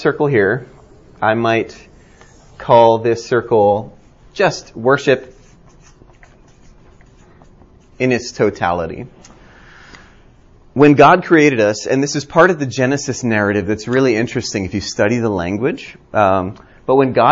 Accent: Hawaii, United States; now in Birmingham, Alabama, United States; I grew up in Hawaii and thought I was Asian until I left Hawaii.

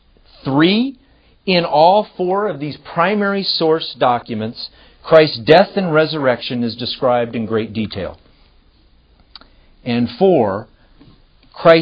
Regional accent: California, United States; I'm from California

